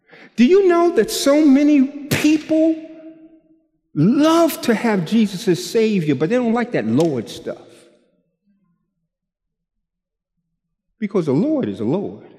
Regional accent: New York, United States; I'm from New York

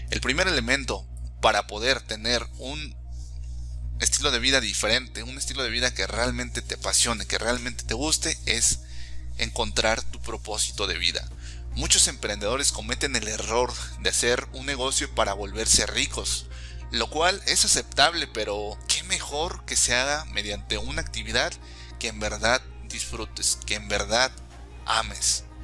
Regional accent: Mexico; also born or lived in Canada; soy mexicano, por ende latinoamericano. Para ser exacto, conozco cómo funciona todo el sistema en México y en Latinoamérica.

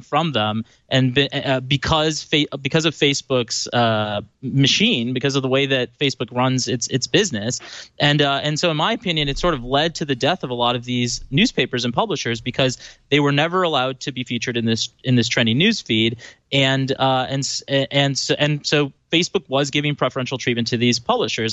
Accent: Chicago, Illinois, United States; I grew up in Chicago

